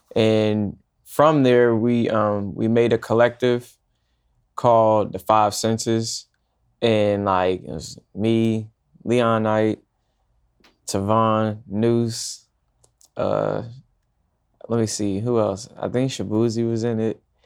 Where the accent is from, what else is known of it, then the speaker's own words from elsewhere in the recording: Woodbridge, Virginia, United States; now in New York, United States; I'm from Northern Virginia, a town called Woodbridge, and a section in Woodbridge called Dale City.